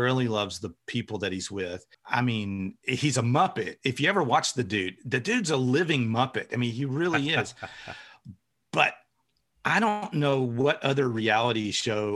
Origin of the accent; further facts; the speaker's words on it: Middle Tennessee, United States; I'm from Middle Tennessee